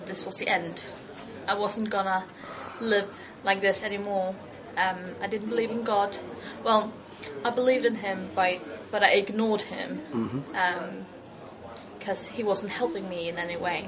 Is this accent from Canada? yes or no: no; Faroe Islands; I'm from the Faroe Islands, which is up north between Iceland and Scotland.